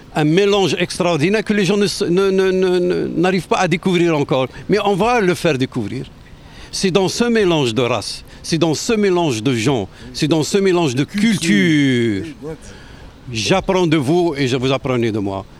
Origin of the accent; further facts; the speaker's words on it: Tlemcen, Tlemcen Province, Algeria; moved away as an adult; also born or lived in Quebec, Canada; now in Quebec City, Canada; je viens de l'ouest de l'Algérie, à, à, à peu près 700 750 km d'Alger. Euh, euh, vers l'ouest, euh, proche de la frontière du Maroc. Je viens d'une ville millénaire